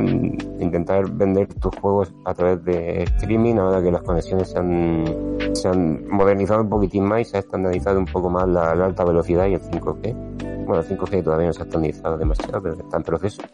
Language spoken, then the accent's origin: Spanish; Region of Murcia, Spain; moved away; Estoy aquí en, mi tierra.